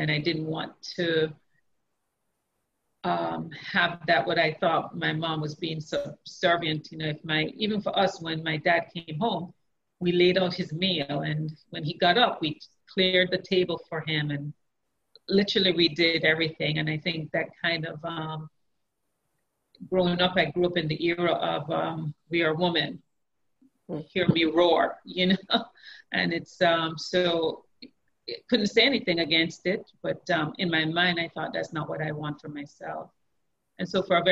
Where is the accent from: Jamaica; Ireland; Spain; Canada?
Jamaica; I grew up in Jamaica